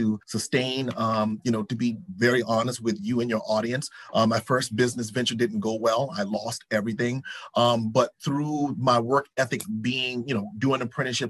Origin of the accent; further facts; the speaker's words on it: South Carolina, United States; being raised in the South, we have certain stipulations. I'm from South Carolina.